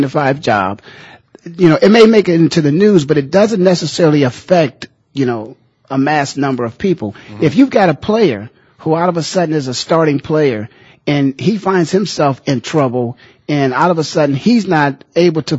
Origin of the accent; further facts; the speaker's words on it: Philadelphia, Pennsylvania, United States; now in Phoenix, United States; I'm from Philadelphia